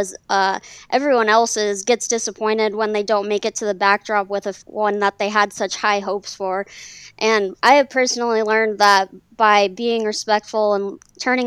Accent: Longmont, Colorado, United States; We're from Longmont, Colorado

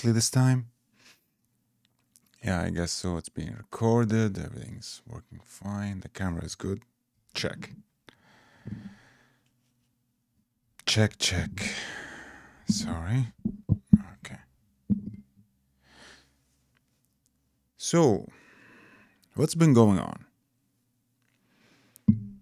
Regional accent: Iraq; moved away; I come originally from Iraq

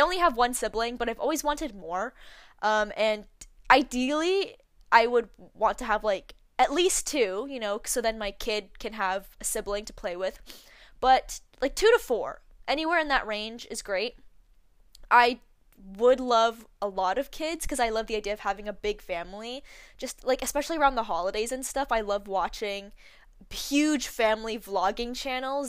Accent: Canada; I was born in Canada, I was born and raised here

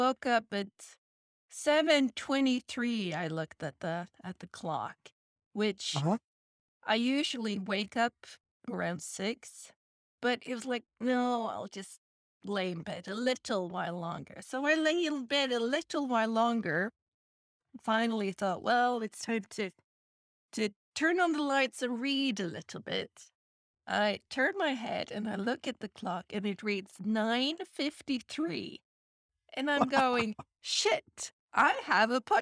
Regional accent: Sweden; I come from Sweden.

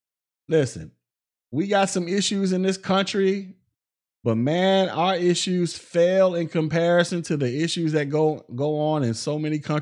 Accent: United States; glad I was born in America, baby. I'm proud to be an American.

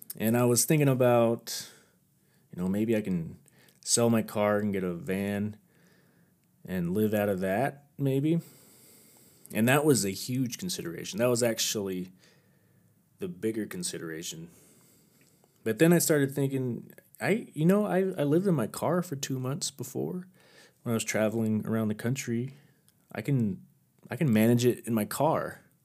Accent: near Hondo, Texas, United States; moved away; also born or lived in Oregon; my hometown in Hondo, Texas

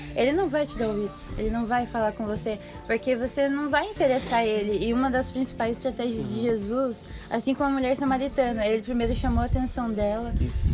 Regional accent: Santa Catarina, Brazil; eu sou de Tesbarra, Santa Catarina

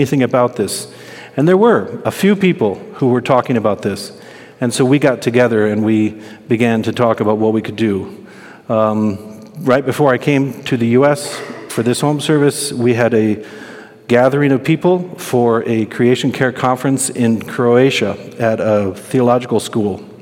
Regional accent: Holland, Michigan, United States; I grew up in Holland, Michigan, and I grew up in the suburbs

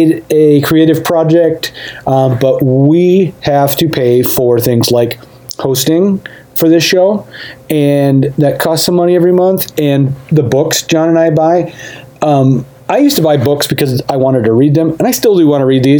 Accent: United States; I'm American

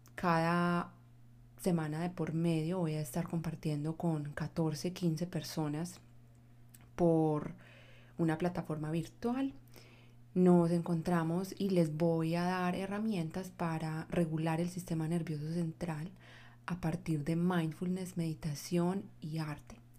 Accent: Medellín, Antioquia, Colombia; moved away as an adult; now in Seattle, United States; soy colombiana de Medellín, eh, vivo en Seattle, Washington, hace más o menos cinco años, en Estados Unidos vivo hace más o menos nueve ya.

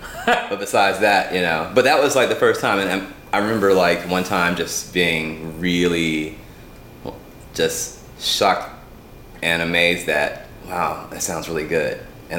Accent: Atlanta, Georgia, United States; also born or lived in Louisville, Kentucky; yeah I grew up in Atlanta

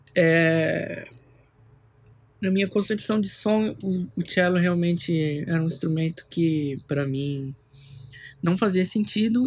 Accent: São Paulo, Brazil; eu sou nascido em São Paulo

